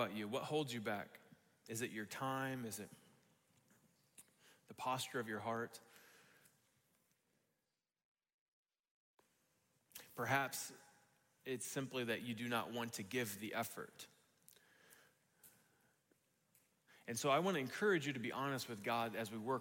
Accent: United States; we have as American Christians

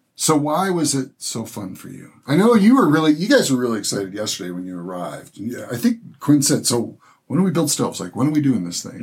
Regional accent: Michigan, United States; actually from Michigan, actually from my hometown in Michigan.

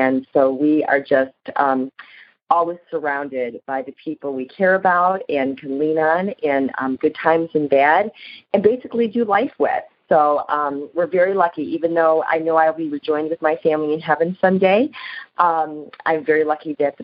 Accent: Livonia, Michigan, United States; my husband and I were both born and raised here in Michigan.

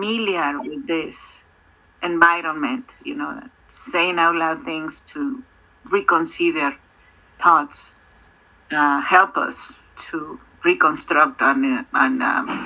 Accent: Mexico; I'm from Mexico

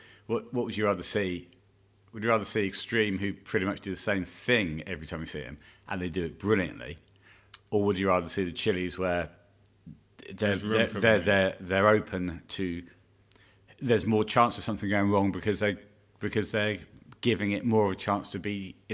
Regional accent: United States; I got my overpasses. Because I'm an American.

